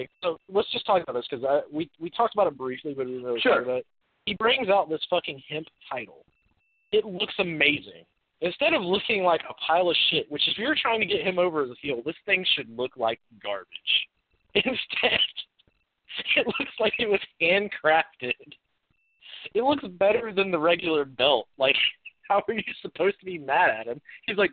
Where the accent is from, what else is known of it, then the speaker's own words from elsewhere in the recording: Gainesville, Georgia, United States; So I'm from Gainesville, Georgia.